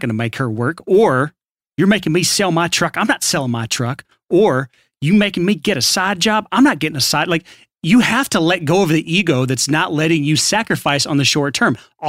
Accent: Alabama, United States; I mean, I was born and raised in Alabama, yeah. So that's my actual voice.

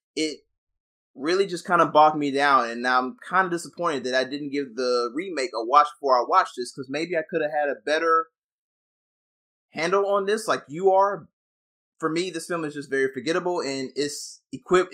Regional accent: the South, United States; I came from the South as well

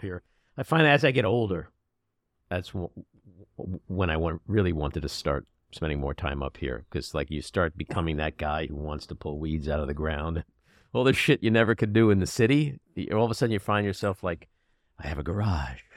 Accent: New York City, New York, United States; I grew up in Queens and I went to city schools

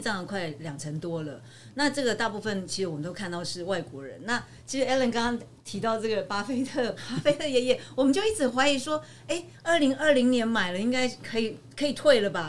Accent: Taiwan; 我们台湾人

